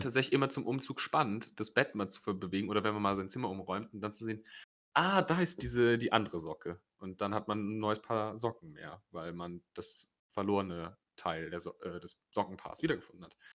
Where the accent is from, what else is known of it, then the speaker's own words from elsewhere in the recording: Rhineland, Germany; bei uns im Rheinland